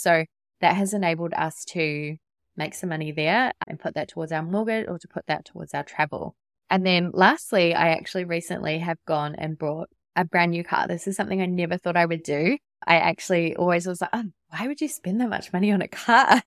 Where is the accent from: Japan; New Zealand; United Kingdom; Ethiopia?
New Zealand; moved away as an adult; also born or lived in Sydney, Australia; now in Gold Coast, Australia; I'm not from Australia. I'm from New Zealand.